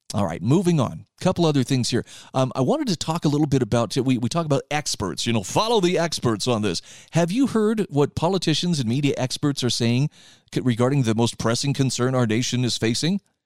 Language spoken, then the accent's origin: English; Utah, United States; my home state of Utah